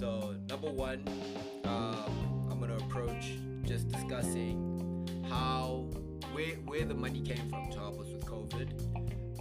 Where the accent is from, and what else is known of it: South Africa